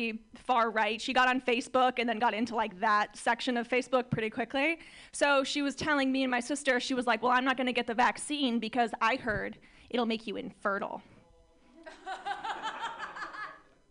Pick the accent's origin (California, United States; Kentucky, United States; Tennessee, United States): California, United States; Orange County; I'm from Orange County, California.